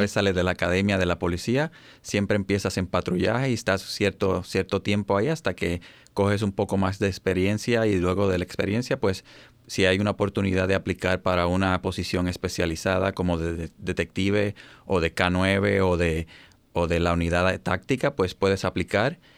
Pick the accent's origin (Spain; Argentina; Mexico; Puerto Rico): Puerto Rico; moved away as an adult; also born or lived in Baltimore, Maryland; now in United States; soy puertorriqueño